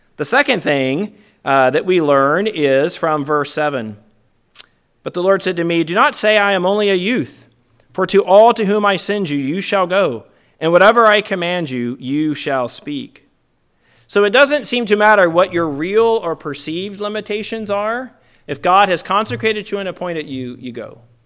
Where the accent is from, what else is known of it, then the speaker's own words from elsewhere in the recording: Virginia, United States; I'm not usually ashamed of my home state